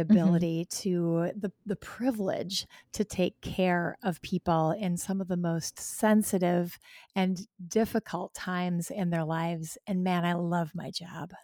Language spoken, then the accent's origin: English; Wisconsin, United States; here in my home state